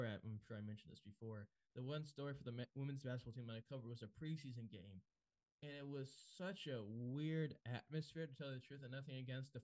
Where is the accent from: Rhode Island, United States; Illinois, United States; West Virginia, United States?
Rhode Island, United States; South County; growing up in South County